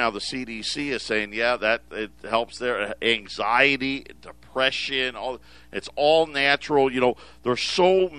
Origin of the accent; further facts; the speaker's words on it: Syracuse, New York, United States; moved away; I grew up in Syracuse